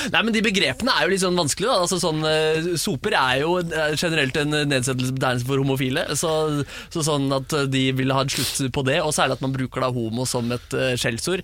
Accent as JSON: {"language": "Norwegian", "region": "Oslo", "country": "Norway", "tie": "born or raised there", "said": "jeg er oppvokst på, på Bjørndal øst, og så flytta vi"}